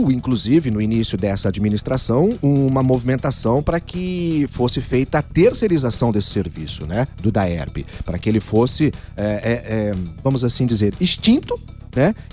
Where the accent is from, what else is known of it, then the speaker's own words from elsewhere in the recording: Goiás, Brazil; Mas eu sou goiano desde pequenininho